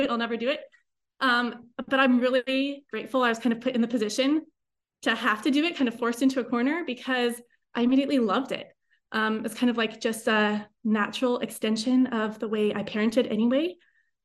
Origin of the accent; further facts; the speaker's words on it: Tucson, Arizona, United States; I grew up in Tucson.